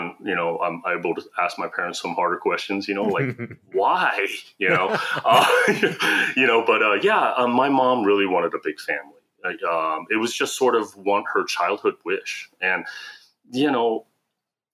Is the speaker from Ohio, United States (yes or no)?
yes; Columbus, Ohio, United States; also born or lived in South Korea; I was adopted to an American family in Ohio, in Columbus